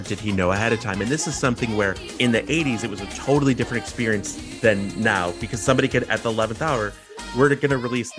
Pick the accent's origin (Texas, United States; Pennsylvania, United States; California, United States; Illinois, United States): Illinois, United States; Chicago; growing up in Chicago